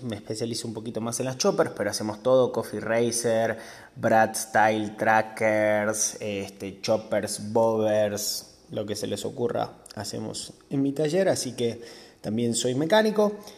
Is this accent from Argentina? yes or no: yes; Argentina; now in Mexico; soy argentino, pero de argentino no tengo absolutamente nada